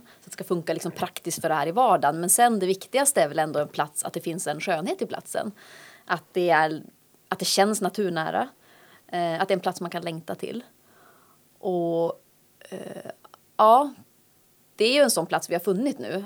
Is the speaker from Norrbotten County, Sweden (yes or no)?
yes; Luleå, Norrbotten County, Sweden; also born or lived in Umeå; now in Härnösand, Sweden; Det finns ju en stolthet i att vara Lulebo och det har väl präglat mig väldigt mycket.